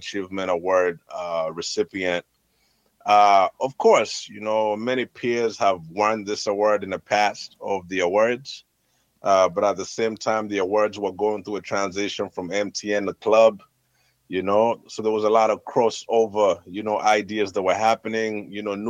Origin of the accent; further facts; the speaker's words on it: Kampala, Central Region, Uganda; a proud kid born and raised in Makindye